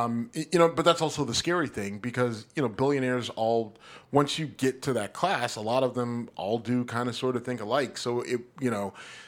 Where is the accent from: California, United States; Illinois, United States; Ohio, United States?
Ohio, United States; Cleveland; I'm a Cleveland Guardians baseball fan. I do enjoy Major League Baseball, but I love my hometown team.